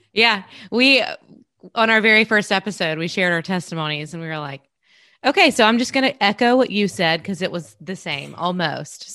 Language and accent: English; South Carolina, United States; grown up in South Carolina with my family